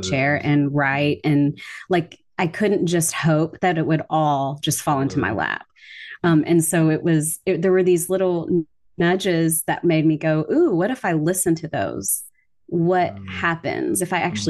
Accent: the South, United States; I grew up in the South

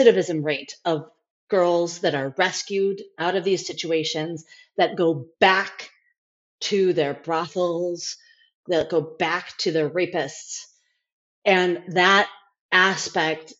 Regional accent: United States; also born or lived in India; I'm white American

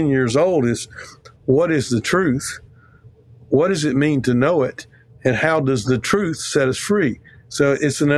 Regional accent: Mississippi, United States; I'm from Mississippi

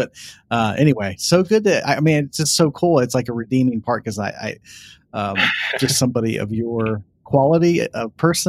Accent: Columbus, Ohio, United States; I'm from Central Ohio, which is Columbus.

